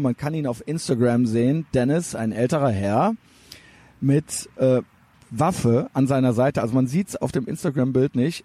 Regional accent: Cologne, North Rhine-Westphalia, Germany; ich bin aus Deutschland

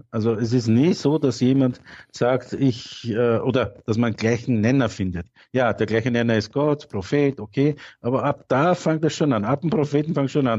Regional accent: Austria; also born or lived in Turkey; ich bin jetzt 48 Jahre, drei Jahre äh, bin ich eingereist

